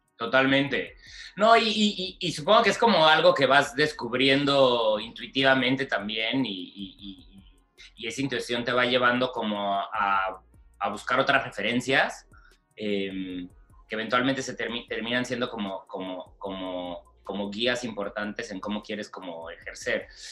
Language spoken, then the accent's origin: Spanish; Mexicali, Baja California, Mexico; moved away as an adult; also born or lived in Guadalajara; soy de Mexicali, em, donde prácticamente crecí y estudié hasta el bachillerato